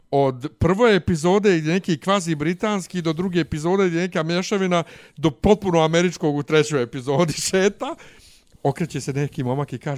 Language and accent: Croatian; Sarajevo, Federation of Bosnia and Herzegovina, Bosnia & Herzegovina; Nisam ja iz Banja Luke, ja sam iz Sarajeva.